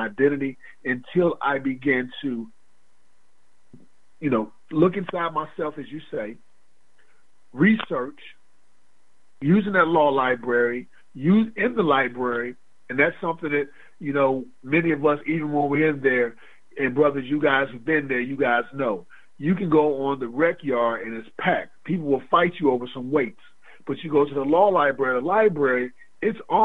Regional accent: Atlanta, Georgia, United States; I was raised in Atlanta

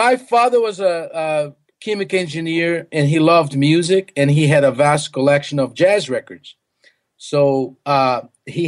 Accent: Recife, Pernambuco, Brazil; English is a second language; moved away; also born or lived in Boston / Mississippi; I was born in Brazil in a little city, not too little, it's actually a big city, Recife

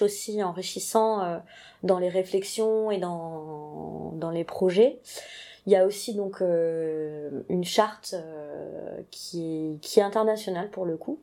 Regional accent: Toulouse, Occitania, France; je suis toulousaine

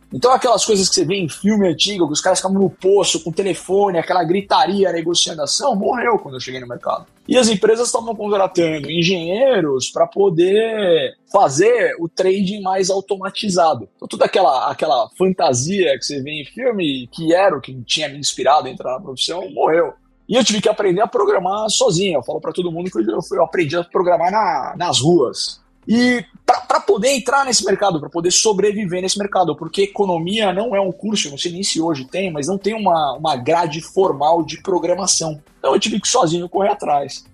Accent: São Paulo, Brazil; eu sou originalmente da Moca, em São Paulo

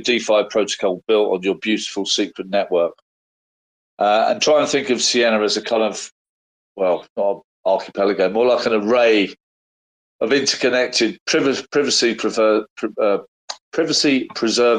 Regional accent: London, United Kingdom; as a Londoner

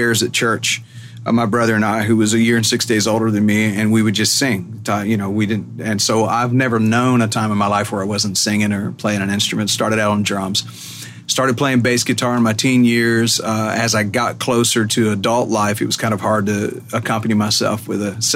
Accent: Macon, Georgia, United States; moved away as an adult; also born or lived in Athens, Georgia; now in Nashville, United States; I grew up in Georgia

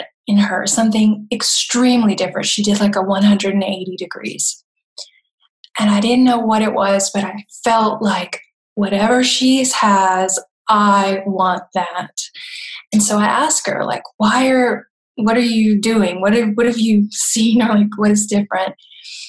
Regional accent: Florida, United States; moved away as an adult; now in Germany; I come from the South, originally from Florida, and I've been living in Germany for about 25 years

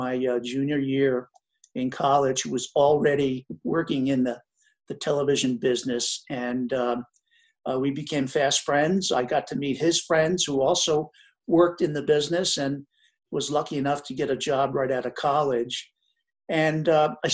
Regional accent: New Jersey, United States; I grew up in New Jersey

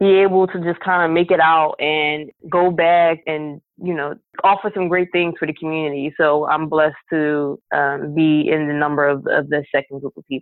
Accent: Philadelphia, Pennsylvania, United States; woman born and raised in North Philadelphia

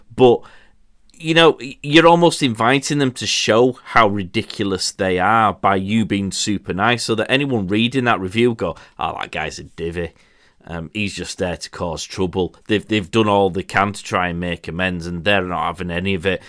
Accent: Yorkshire and the Humber, United Kingdom

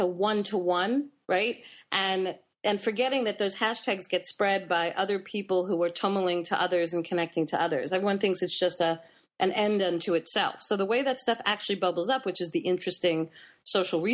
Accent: New York, United States; I grew up in New York

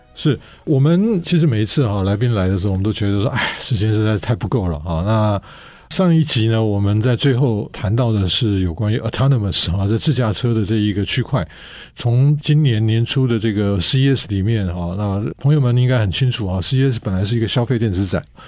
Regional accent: Taiwan; 我们台湾人

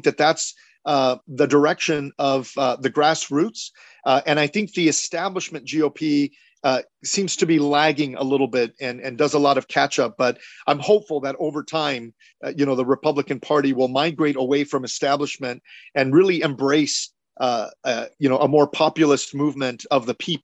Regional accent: Cudahy, California, United States; They then settled in the city of Cudahy, which is where I was born and raised, a tough neighborhood

